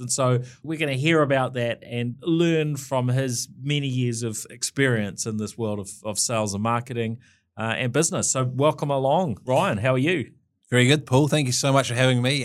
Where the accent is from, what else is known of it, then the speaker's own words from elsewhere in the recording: Dunedin, Otago, New Zealand; moved away as an adult; now in Auckland, New Zealand; I was born in Dunedin in Queen Mary Hospital